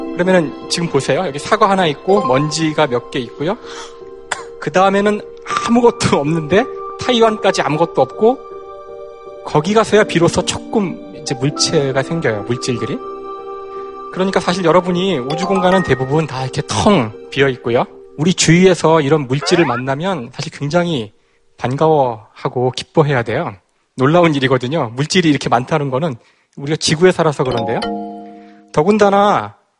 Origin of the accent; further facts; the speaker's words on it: Seoul, South Korea; 고향은 서울이고요.